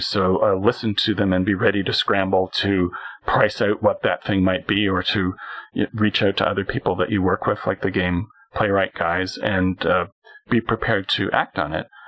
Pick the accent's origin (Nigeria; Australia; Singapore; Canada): Canada; as a Canadian